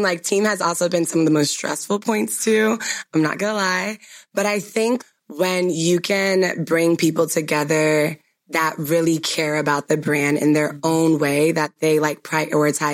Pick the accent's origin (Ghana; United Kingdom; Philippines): Ghana; I'm Ghanaian